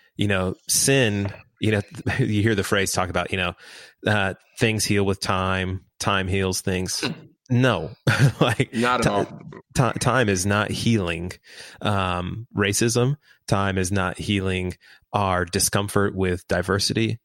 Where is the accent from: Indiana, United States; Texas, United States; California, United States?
Texas, United States; Houston; I'm I'm in Houston. I lived in mm-hmm. Houston my whole. I've been here my whole life.